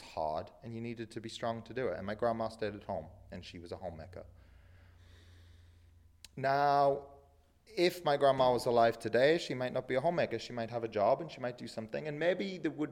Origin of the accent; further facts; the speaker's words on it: England, United Kingdom; moved away; I grew up in England